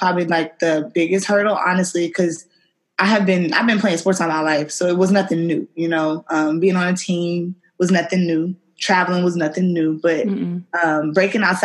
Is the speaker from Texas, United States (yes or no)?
yes; Houston, Texas, United States; also born or lived in Louisiana; I'm from Houston. By way of Louisiana